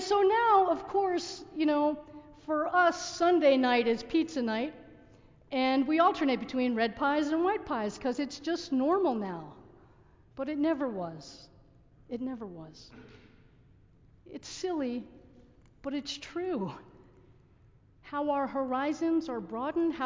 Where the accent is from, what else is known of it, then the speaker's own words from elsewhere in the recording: New Jersey, United States; also born or lived in Massachusetts; I grew up in New Jersey